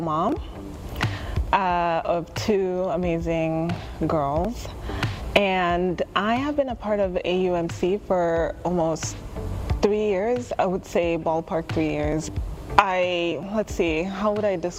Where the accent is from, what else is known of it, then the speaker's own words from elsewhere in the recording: Kenya; now in United States; I grew up in Kenya